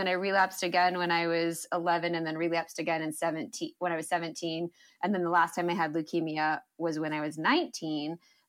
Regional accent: Michigan, United States; also born or lived in New Jersey / Colorado; I was born in New Jersey, which is funny because I only lived there for a couple of years. So it's not a place I remember. But most of my years were spent in Michigan and Colorado.

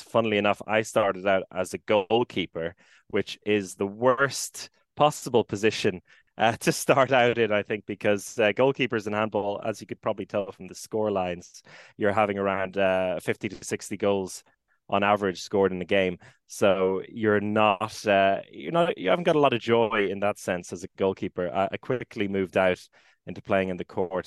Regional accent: Maynooth, County Kildare, Ireland; moved away as an adult; now in Gothenburg, Sweden; my hometown in Maynooth in Kildare

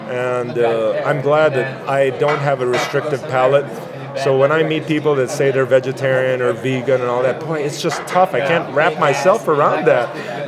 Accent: Malaga, Andalusia, Spain; Well, it's funny because I grew up in Malaga, Spain. My dad's a Spaniard, my mom's Filipina

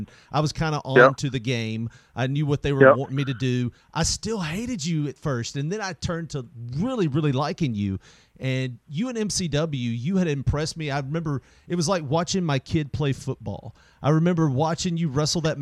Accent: Jackson, Tennessee, United States; We're from Jackson, Tennessee, which is right around the Memphis territory

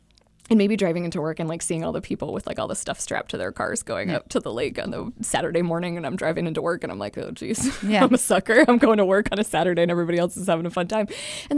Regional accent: Londonderry, New Hampshire, United States; also born or lived in Concord / Virginia; So I was born in Concord, lived in Virginia for a few years when I was a kid, and then moved back to New Hampshire in fifth grade.

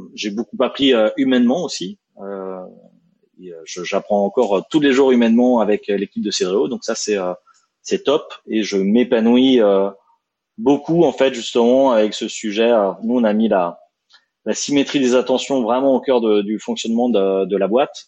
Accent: France; accent: French; quand on est en France avec notre French accent

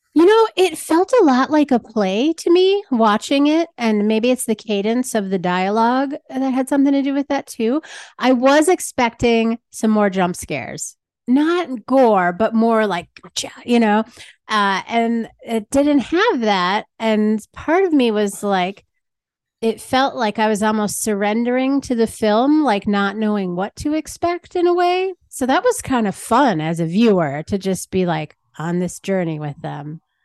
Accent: Green Bay, Wisconsin, United States; moved away as an adult; also born or lived in Chicago; I grew up here

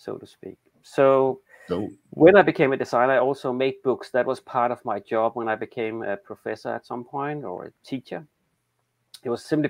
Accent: Denmark; accent: Danish; English is a second language; I'm from Denmark. That's the awkward accent.

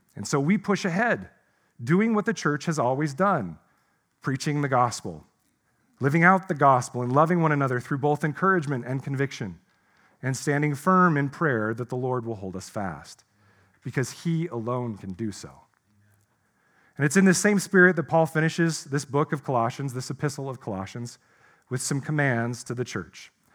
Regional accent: United States; also born or lived in Salem, Oregon; we find ourselves as American Christians

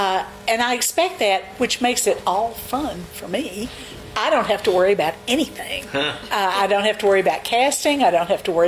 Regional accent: Mississippi Delta, United States; I grew up in the Mississippi Delta

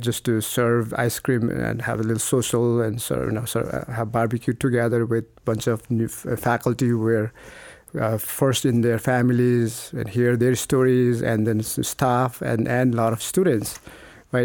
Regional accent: Nepal; moved away as an adult; also born or lived in Idaho, United States / New Mexico, United States; now in United States; growing up in Nepal

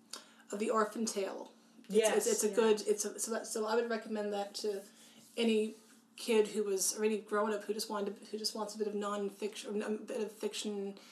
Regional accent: Newfoundland and Labrador, Canada; even though I grew up in Newfoundland, my mom is from PEI.

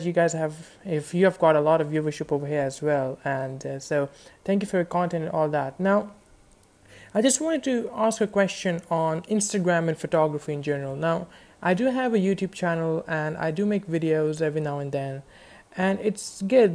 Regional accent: Pakistan; I'm from Pakistan

